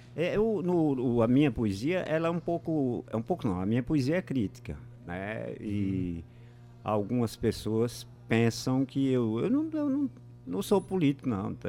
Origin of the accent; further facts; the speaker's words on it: Moxotó region, Pernambuco, Brazil; eu sou da região do Mochotó, que é, é fica vizinho do, do Pajéu